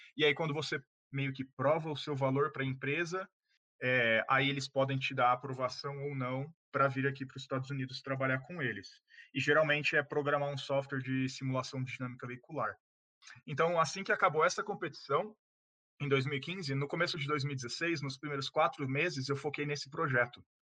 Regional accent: Ribeirão Preto, São Paulo, Brazil; eu sou de Ribeirão Preto, no interior de São Paulo

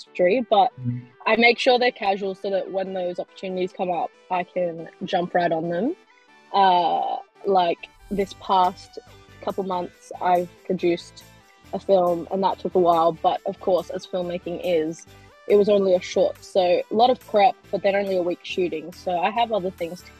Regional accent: Perth, Western Australia, Australia; I am a filmmaker from Perth, Australia.

